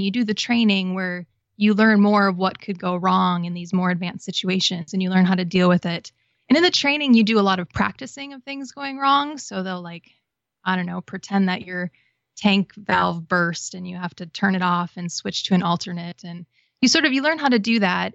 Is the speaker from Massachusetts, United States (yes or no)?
no; Wisconsin, United States; moved away as an adult; also born or lived in Florida; I grew up in Wisconsin, but I had relatives who lived in Florida and Hawaii